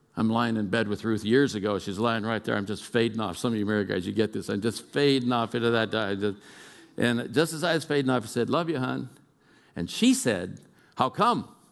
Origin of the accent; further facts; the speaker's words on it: Oakland, California, United States; moved away; I'm a kid from East Oakland, California.